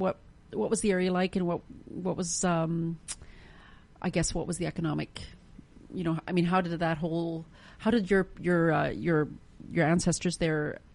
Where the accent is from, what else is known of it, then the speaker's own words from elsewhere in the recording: near the Bennett Dam, British Columbia, Canada; I grew up near the Bennett Dam, or relatively near, and I was born the year that it was finished